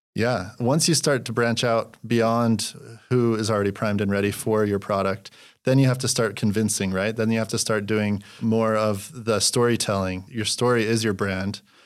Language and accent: English; Utah, United States; moved away as an adult; also born or lived in Los Angeles, California; I'm from Utah originally.